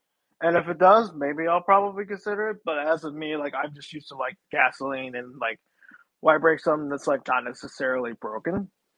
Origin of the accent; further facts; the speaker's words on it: Virginia, United States; So I'm from Virginia, so we just elected, like, our Lord and Savior, Glenn Youngkin